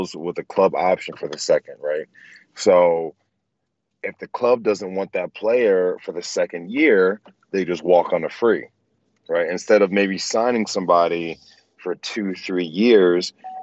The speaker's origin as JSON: {"language": "English", "region": "Delaware", "country": "United States", "moved": "yes", "said": "I'm from Delaware"}